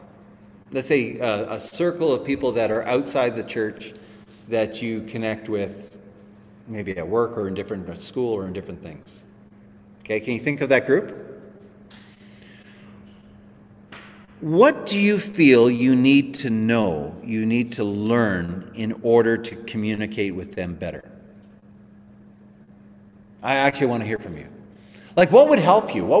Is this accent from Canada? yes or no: yes; Canada; we're Canadian. We understand the language of our culture